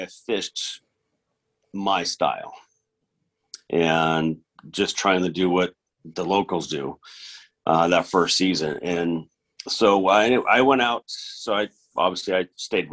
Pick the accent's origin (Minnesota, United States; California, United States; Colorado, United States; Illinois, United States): California, United States; Northern; growing up in Northern California